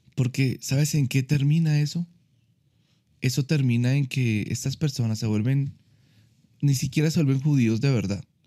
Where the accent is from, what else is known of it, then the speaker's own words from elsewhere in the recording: Colombia; yo puedo seguir siendo colombiano, puedo seguir, me puede seguir gustando el ajiaco